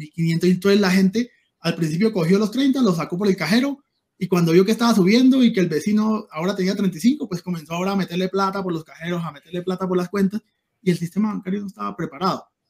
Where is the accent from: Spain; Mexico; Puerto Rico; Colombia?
Colombia; Cúcuta, Norte de Santander; also born or lived in Venezuela; yo soy cucuteño venezolano